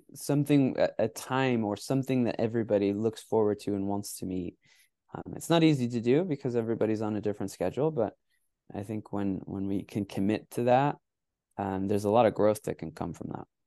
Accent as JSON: {"language": "English", "country": "United States", "tie": "born or raised there", "also_born_or_lived": "Mexico", "said": "I grew up playing in the United States"}